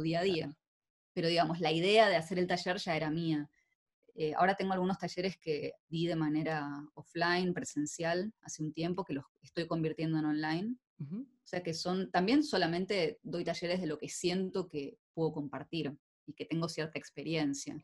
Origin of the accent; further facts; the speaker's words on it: Argentina; now in Netherlands; Vos viste que en Argentina vamos con unas vueltas para decir las cosas